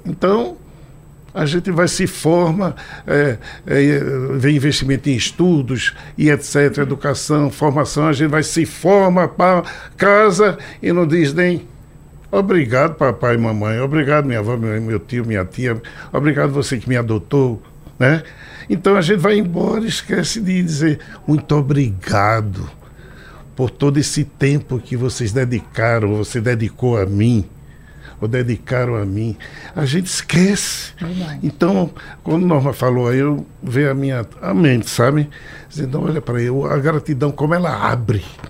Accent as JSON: {"language": "Portuguese", "town": "Recife", "region": "Pernambuco", "country": "Brazil", "said": "Sou pernambucano, recifense, com muito orgulho, é nordestino"}